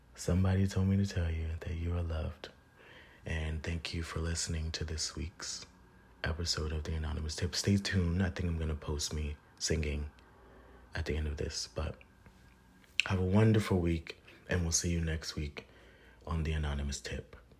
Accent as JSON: {"language": "English", "region": "Virginia", "country": "United States", "said": "I'm from Virginia"}